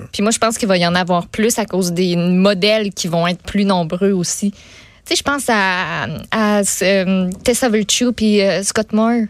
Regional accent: Quebec City, Quebec, Canada; moved away; je viens de Québec, j'ai beaucoup d'amis à Québec

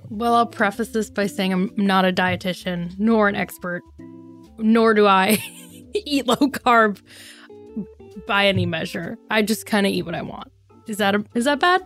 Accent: United States; as an American

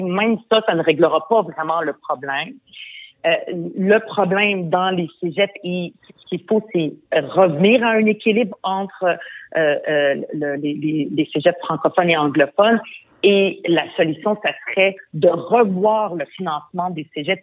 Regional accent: Montreal, Quebec, Canada; French is a second language; je suis arrivée au Québec à l'âge de 10 ans. Je ne parlais pas un mot de français

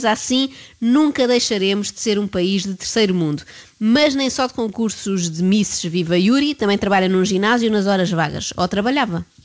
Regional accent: Brazil; now in Portugal; Ah, então, sou brasileira, mas parte da família da minha mãe é, tem descendência do norte de Mirandela.

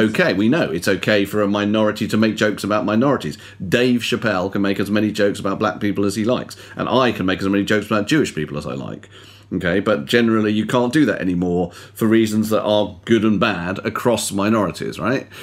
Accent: United Kingdom; I'm a British Jew

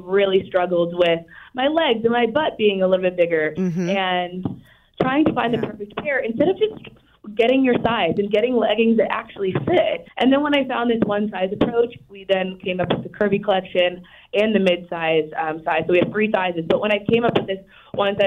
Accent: Easton, Massachusetts, United States; my hometown, Easton, Massachusetts, where my warehouse and fulfillment center is

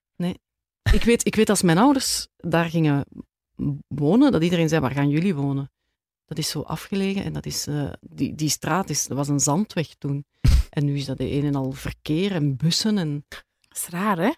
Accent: Edegem, Flanders, Belgium; moved away as an adult; also born or lived in Turnhout / Antwerp; now in Grimbergen, Belgium; ik heb eigenlijk heel mijn jeugd in Edegem doorgebracht

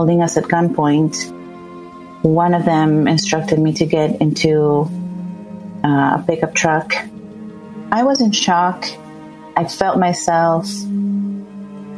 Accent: El Salvador; moved away as an adult; also born or lived in Florida; I grew up in El Salvador

